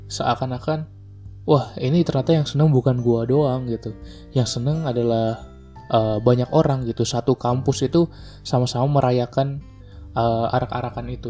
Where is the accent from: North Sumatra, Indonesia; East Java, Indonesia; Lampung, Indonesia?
North Sumatra, Indonesia; Medan; moved away; also born or lived in Bandung; Karena gue juga merantau gitu kan, gue dari Medan ke Bandung, gue merantau menemukan banyak kultur baru, gitu, menemukan banyak orang-orang baru.